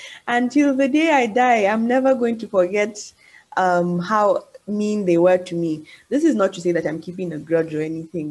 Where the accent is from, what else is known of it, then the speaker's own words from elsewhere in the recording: Nigeria; moved away; as you know, I have not really grown up in my motherland. And yeah, so, as a Nigerian, unfortunately, in a lot of countries, Nigerians do not have the best reputation in the world.